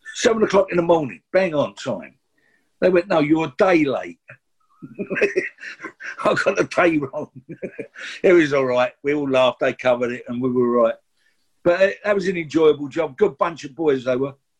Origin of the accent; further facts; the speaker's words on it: London, United Kingdom; we're from the East End